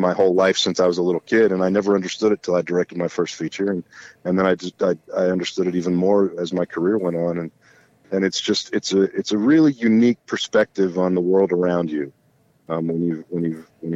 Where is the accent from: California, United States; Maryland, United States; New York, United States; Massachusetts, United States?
California, United States; Los Angeles; moved away as an adult; also born or lived in Pittsburgh, Pennsylvania; now in Kentucky, United States; I grew up in L.A.